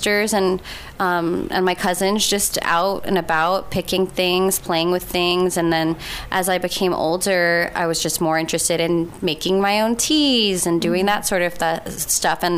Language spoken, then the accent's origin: English; Guam; also born or lived in Texas, United States; I'm Chamorro, but I was born in the States, but mostly raised here on the island